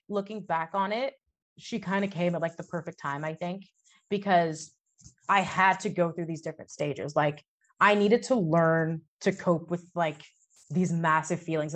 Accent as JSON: {"language": "English", "region": "Texas", "country": "United States", "tie": "born or raised there", "said": "I grew up in Texas"}